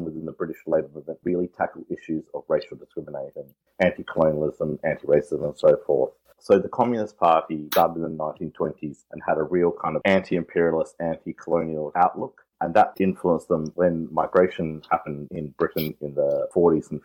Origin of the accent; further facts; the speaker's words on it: South Australia, Australia; I was born and raised in South Australia